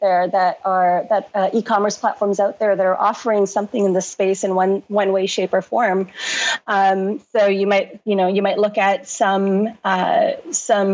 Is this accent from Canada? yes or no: yes; Toronto, Ontario, Canada; moved away as an adult; now in London, United Kingdom; I'm born and raised originally in Canada, grew up in Toronto